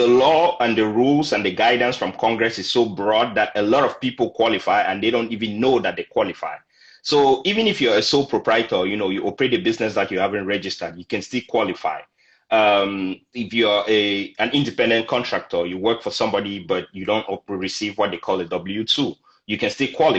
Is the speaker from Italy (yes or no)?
no; Cameroon; moved away as an adult; now in San Antonio, United States; I'm originally from Cameroon in Central Africa